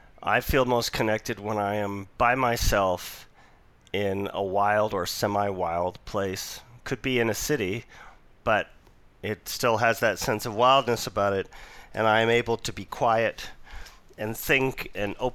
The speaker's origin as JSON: {"language": "English", "town": "Vancouver", "region": "British Columbia", "country": "Canada", "tie": "born or raised there", "also_born_or_lived": "Toronto / Ontario / New York / Utah", "moved": "yes", "said": "I was born and raised in Vancouver, and I returned back here 9 months ago, but I've been away for almost 3 decades."}